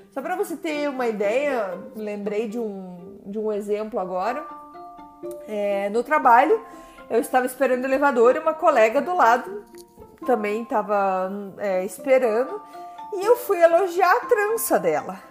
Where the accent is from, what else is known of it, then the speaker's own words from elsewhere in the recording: Brazil; first language Portuguese; moved away as an adult; also born or lived in Curitiba; now in Montreal, Canada; eu sou brasileira